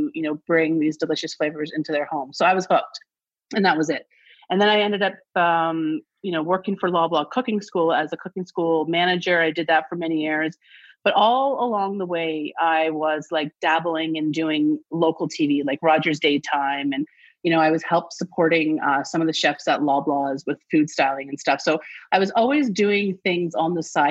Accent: Toronto, Ontario, Canada; I grew up near Greek town in Toronto.

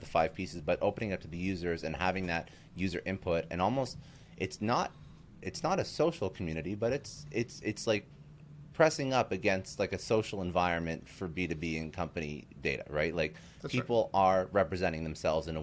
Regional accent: Canada; in Canada, I'm Canadian

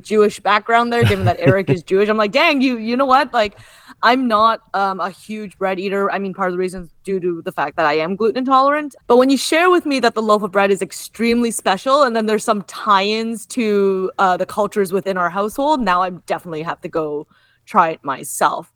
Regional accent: Kitchener, Ontario, Canada; now in Toronto, Canada; Kitchener-Waterloo, which is actually notably also my hometown

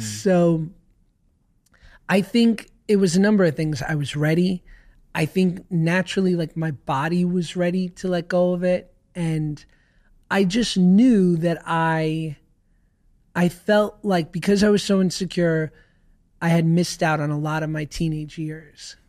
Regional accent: New York City, New York, United States; I grew up in New York

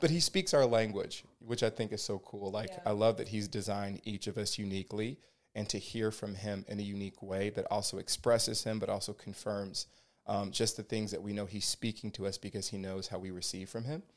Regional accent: Georgia, United States; moved away as an adult; also born or lived in California; now in Ventura, United States; I am originally from Georgia, um, born and raised there. Um, moved out to California in 2011.

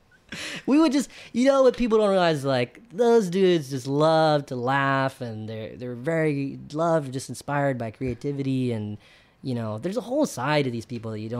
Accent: Bennettsville, South Carolina, United States; I'm a Indian kid from Bennettsville, South Carolina

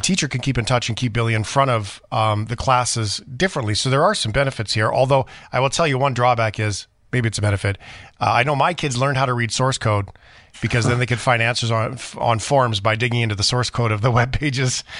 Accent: Port Alberni, British Columbia, Canada; Mister Wade in grade five in Port Albernia, McQuinna

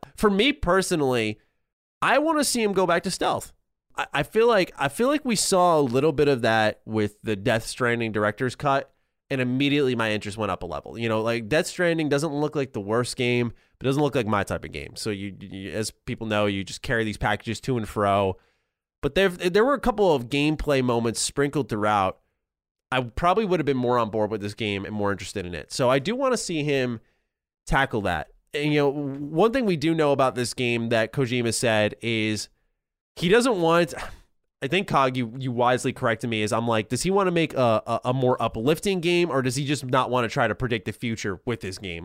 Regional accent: New York, United States; as a New Yorker

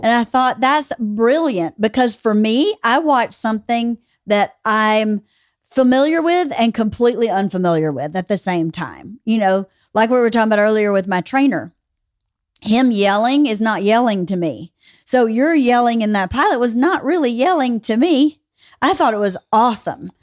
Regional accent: near Cedartown, Georgia, United States; thirty minutes from where I grew up

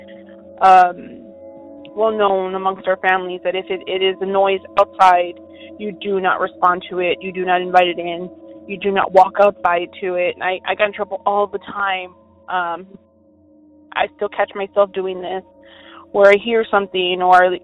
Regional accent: Texas, United States; I'm from Texas

